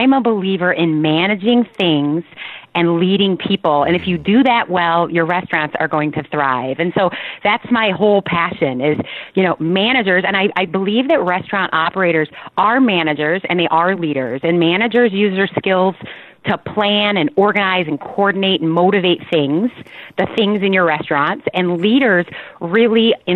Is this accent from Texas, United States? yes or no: no; Rockford, Illinois, United States; also born or lived in Chicago; I grew up in Rockford, Illinois, and I started, my very first job was at Dairy Queen when I was 15 years old